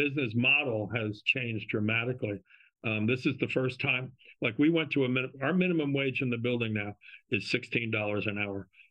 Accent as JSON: {"language": "English", "town": "South Orange", "region": "New Jersey", "country": "United States", "tie": "born or raised there", "said": "I grew up in South Orange"}